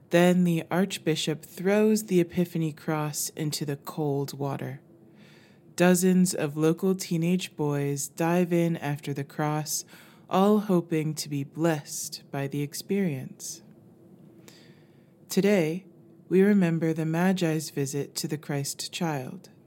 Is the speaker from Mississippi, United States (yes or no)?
no; Tarpon Springs, Florida, United States; I grew up near Tarpon Springs, Florida.